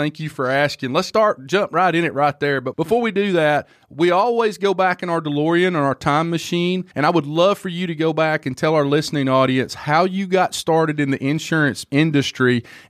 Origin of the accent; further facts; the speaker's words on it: Alabama, United States; I'm from Alabama